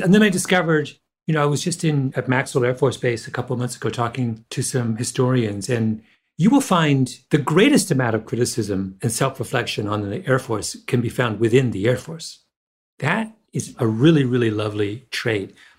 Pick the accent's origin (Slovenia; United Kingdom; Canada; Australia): Canada; moved away; also born or lived in Jamaica; I grew up in Canada